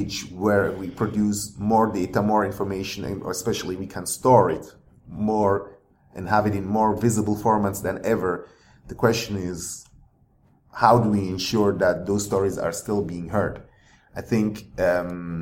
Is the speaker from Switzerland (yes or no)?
yes; Switzerland; moved away; because I grew up mainly in Switzerland, and then the books I read even were like German books